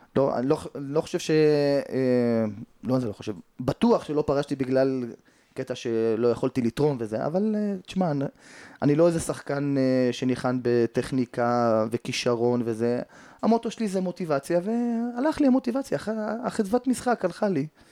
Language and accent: Hebrew; Jerusalem, Jerusalem District, Israel; גדלתי בשכונת פת, שזה בסמוך לשכונת קטמון, אה, לפני שעולים לגילו